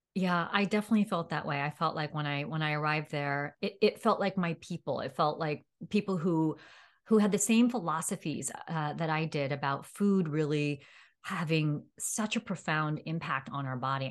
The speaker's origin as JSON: {"language": "English", "town": "New York City", "region": "New York", "country": "United States", "tie": "born or raised there", "moved": "as an adult", "lives_now": "Seattle, United States", "said": "I grew up in New York City"}